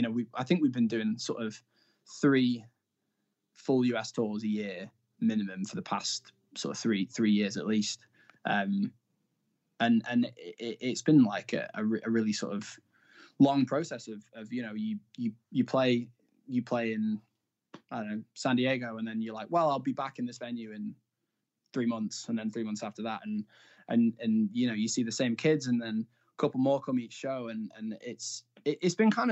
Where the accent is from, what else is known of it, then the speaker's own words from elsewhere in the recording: Blackpool, North West England, United Kingdom; But yeah, so I'm from Blackpool